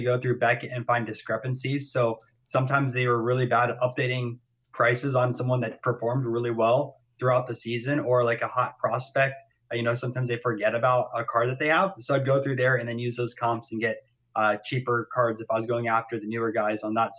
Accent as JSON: {"language": "English", "region": "Florida", "country": "United States", "said": "I'm from Florida"}